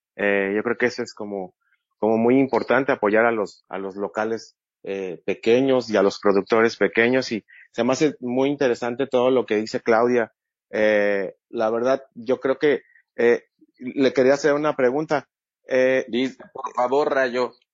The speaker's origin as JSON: {"language": "Spanish", "country": "Mexico", "said": "como mexicanos"}